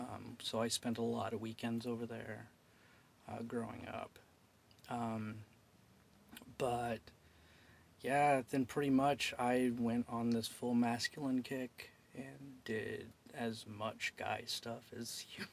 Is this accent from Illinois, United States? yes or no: yes; Alton, Illinois, United States; From Illinois.